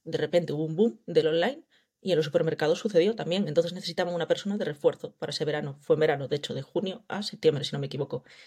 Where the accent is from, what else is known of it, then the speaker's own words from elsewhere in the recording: Vigo, Galicia, Spain; vengo de Galicia, llevo viviendo toda la vida aquí